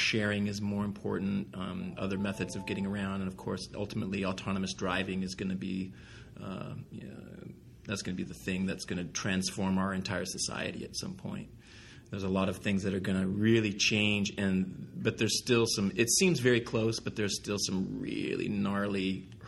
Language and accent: English; Southern California, United States; growing up in Southern California, there's a lot of cars